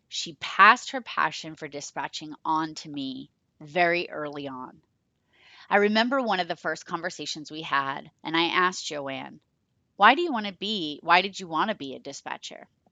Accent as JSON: {"language": "English", "town": "Rochester", "region": "Massachusetts", "country": "United States", "tie": "born or raised there", "said": "I became part-time in Rochester, my town, my hometown"}